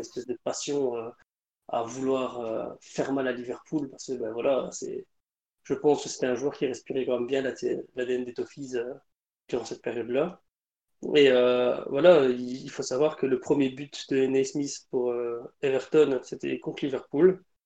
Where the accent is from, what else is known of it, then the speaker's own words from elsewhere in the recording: Belgium; en tant que Belge